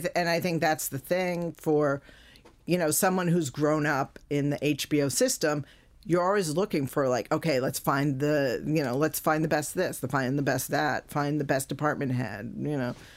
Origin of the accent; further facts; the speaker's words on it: United States; as an American